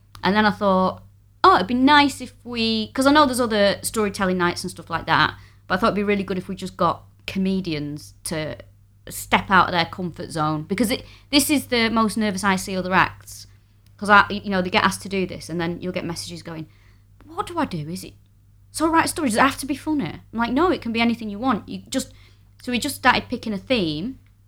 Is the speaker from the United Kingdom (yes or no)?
yes; Manchester, North West England, United Kingdom; moved away as an adult; now in London, United Kingdom; So, I am from Manchester.